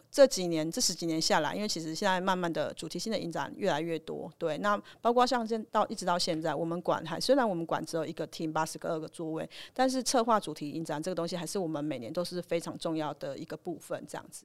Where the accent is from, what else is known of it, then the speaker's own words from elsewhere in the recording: Changhua County, Taiwan; 我是彰化人哦